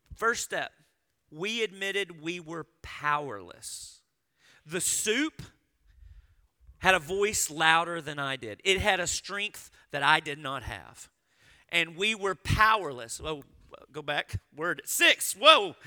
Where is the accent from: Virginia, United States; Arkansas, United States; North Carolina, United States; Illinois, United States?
Arkansas, United States; I grew up in Arkansas.